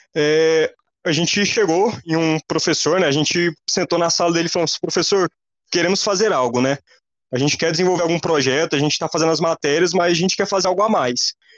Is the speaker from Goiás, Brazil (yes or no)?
yes; Goiás, Brazil; now in Brasília, Brazil; vocês vão ver meu sotaque, né? É, eu sou goiano